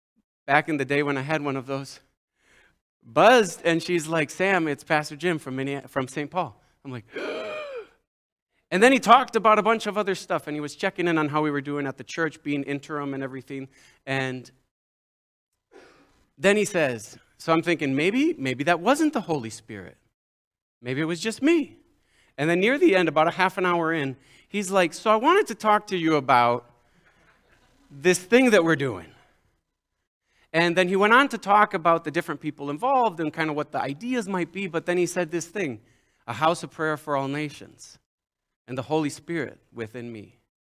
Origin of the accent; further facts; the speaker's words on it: Mexico; Some of you know I grew up in Mexico as a son of church planters, the only son, three sisters.